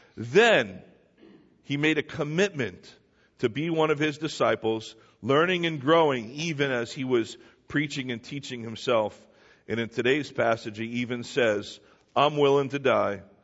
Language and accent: English; New Jersey, United States; I was born here in New Jersey